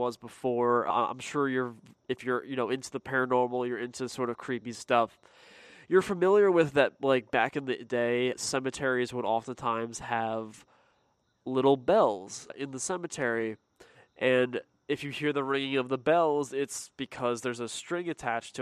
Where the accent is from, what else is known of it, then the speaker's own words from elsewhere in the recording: Pennsylvania, United States; me growing up in Pennsylvania